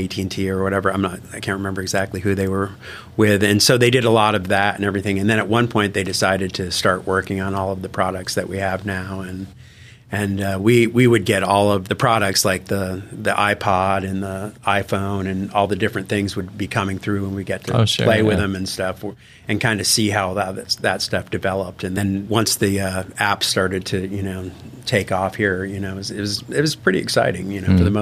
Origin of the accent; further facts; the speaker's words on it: Killington, Vermont, United States; I grew up in Killington, Vermont, which is a ski area